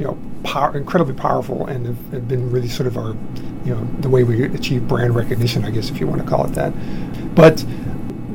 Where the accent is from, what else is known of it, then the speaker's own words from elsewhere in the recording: Massachusetts, United States; moved away; I grew up in Massachusetts